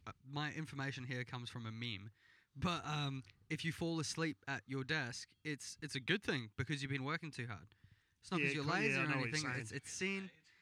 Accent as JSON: {"language": "English", "country": "South Africa", "lives_now": "Australia", "said": "I'm from South Africa."}